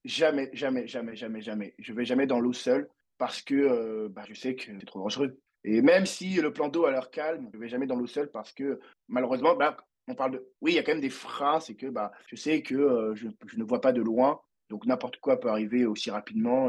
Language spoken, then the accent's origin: French; Abidjan, Côte d’Ivoire; also born or lived in Paris; je viens de Côte d'Ivoire à Abidjan